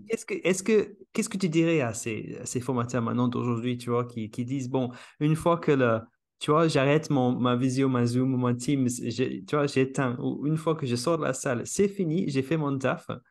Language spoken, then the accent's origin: French; England, United Kingdom; French is a second language; moved away; je suis anglais